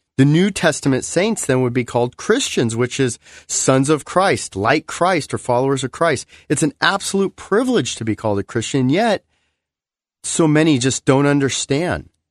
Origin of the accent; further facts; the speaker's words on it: Glendale, California, United States; growing up in Glendale, California in the late 80s